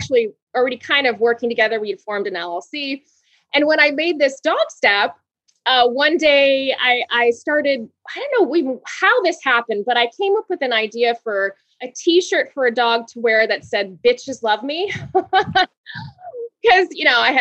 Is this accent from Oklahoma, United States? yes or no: no; Honolulu, Hawaii, United States; moved away as an adult; also born or lived in Los Angeles; I'm actually originally from Hawaii. I was born and raised in Honolulu, Hawaii